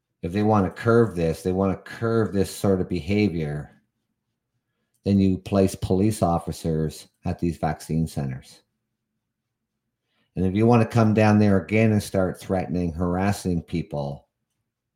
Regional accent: Canada; as a Canadian

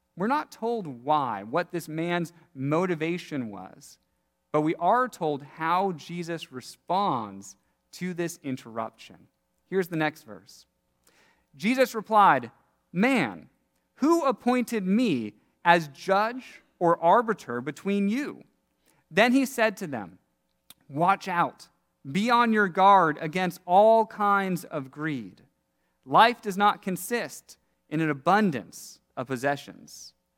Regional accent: Seattle, Washington, United States; Growing up in Seattle, one of my favorite things each summer to do was pick blackberries

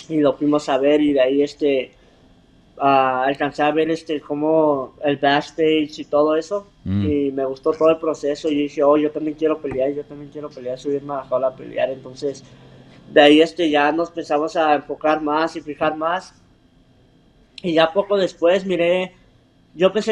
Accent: Mexico; y ya sabes como somos los mexicanos que no nos rajamos en nada

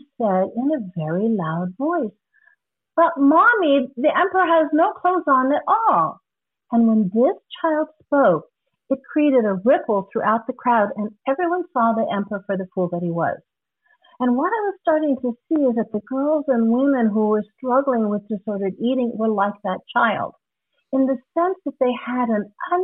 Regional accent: Guam; moved away; also born or lived in Hawaii; I'm originally from Guam.

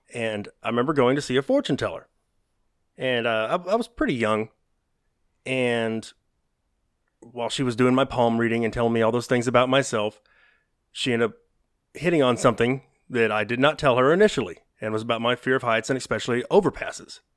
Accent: the South, United States; accent: Southern; That's my Southern accent

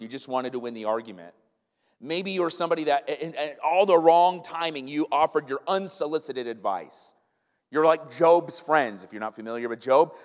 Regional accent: the North, United States; If we go down the South, they know we're from the North

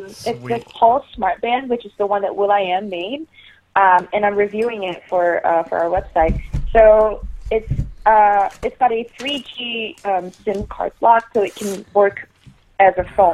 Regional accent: Singapore; moved away as an adult; now in New York, United States; I grew up in Singapore, and then I worked there as a marketing executive for about 2 years

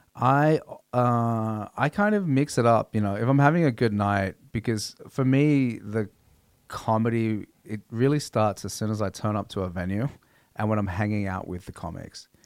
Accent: Australia; growing up in Australia

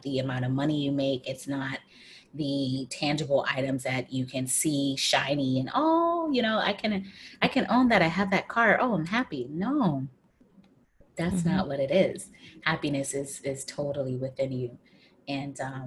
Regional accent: United States; moved away; I'm an American

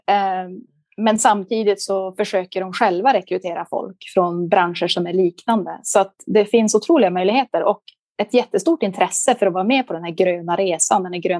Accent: Liberia; born there; Och när de flyttade till Liberia så var min mamma gravid med mig. Så jag föddes i Liberia eh

